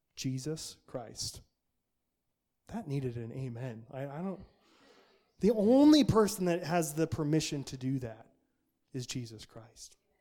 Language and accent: English; Nampa, Idaho, United States; the culture I grew up in Nampa, Idaho